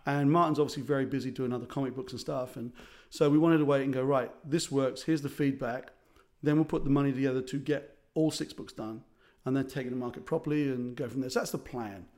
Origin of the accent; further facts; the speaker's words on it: South Africa; also born or lived in Ireland; As an Irish South African